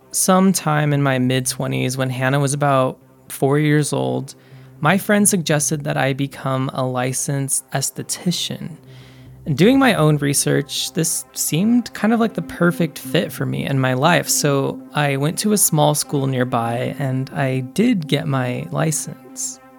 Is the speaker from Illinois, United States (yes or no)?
no; California, United States; So I grew up in Northern California. I am the youngest of three siblings, but we were all adopted, so none of us are blood relatives.